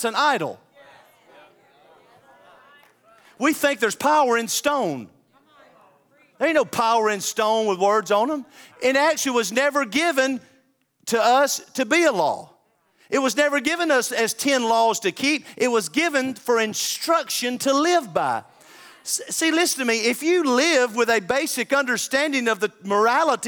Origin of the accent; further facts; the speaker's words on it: the South, United States; I'm a Southerner.